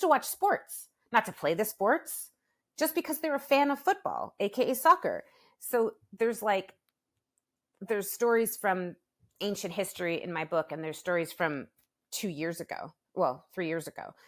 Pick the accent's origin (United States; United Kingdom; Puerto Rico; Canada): Canada; Toronto, Ontario; My hometown, Toronto